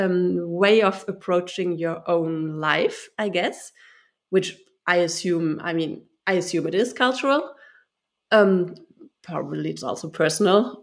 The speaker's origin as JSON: {"language": "English", "country": "Germany", "tie": "born or raised there", "said": "I am German. I'm from Germany. I was born and raised in Germany."}